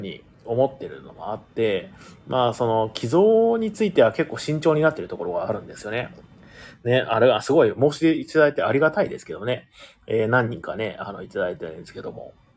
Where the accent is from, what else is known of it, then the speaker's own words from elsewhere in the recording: Ehime, Japan; moved away; 出身が同じ愛媛県だったということなんで